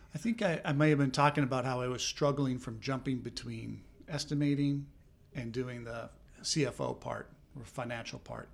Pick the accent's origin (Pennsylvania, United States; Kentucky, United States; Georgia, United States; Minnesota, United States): Minnesota, United States; moved away as an adult; also born or lived in Southern California; now in Philadelphia, United States; I did not grow up in this area. I grew up in Minnesota.